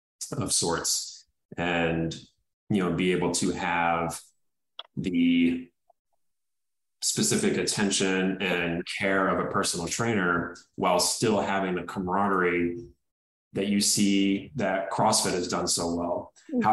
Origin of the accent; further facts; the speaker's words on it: St. Louis, Missouri, United States; also born or lived in Indiana; now in Los Angeles, United States; I was born in Indiana. I grew up in St. Louis, so I came from the Midwest.